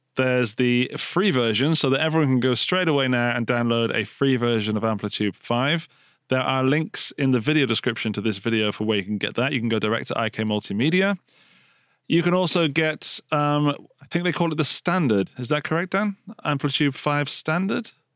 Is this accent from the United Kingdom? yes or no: yes; England, United Kingdom; Being English